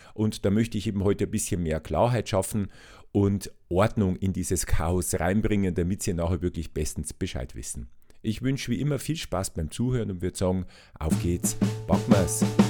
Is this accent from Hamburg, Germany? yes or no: no; Regensburg, Bavaria, Germany; ich bin ja in Regensburg aufgewachsen